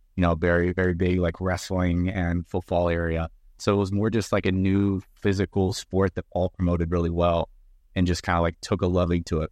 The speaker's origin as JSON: {"language": "English", "town": "Chambersburg", "region": "Pennsylvania", "country": "United States", "tie": "born or raised there", "said": "I'm from Chambersburg, so we got lacrosse"}